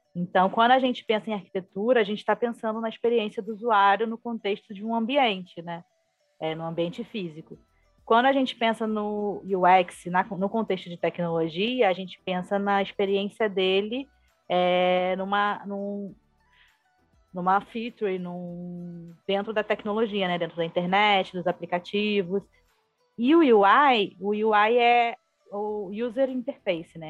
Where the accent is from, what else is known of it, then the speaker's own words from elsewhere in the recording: Rio de Janeiro, Brazil; sou carioca, né, do Rio